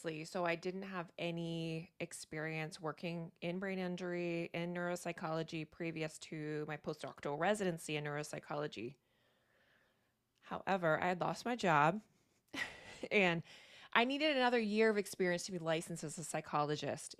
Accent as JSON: {"language": "English", "region": "Virginia", "country": "United States", "moved": "as an adult", "lives_now": "Maine, United States", "said": "I'm from Virginia originally though, so I am a Southern girl"}